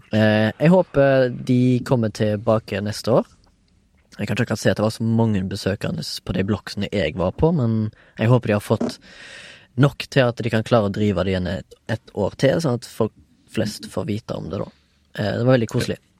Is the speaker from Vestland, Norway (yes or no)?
no; Haugesund, Rogaland, Norway; now in Oslo, Norway; Jeg er fortsatt ifra Haugesund, men bor i Oslo.